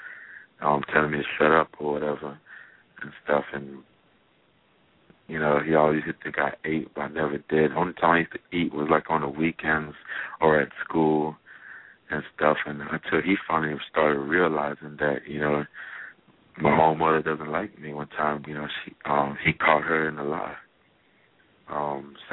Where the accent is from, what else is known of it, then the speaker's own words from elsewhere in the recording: Jamaica; I grew up in Jamaica